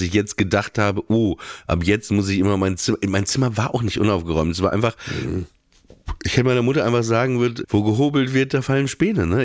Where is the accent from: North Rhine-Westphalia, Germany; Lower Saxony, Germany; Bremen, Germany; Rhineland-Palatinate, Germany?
Lower Saxony, Germany; Papenburg; born or raised there; moved away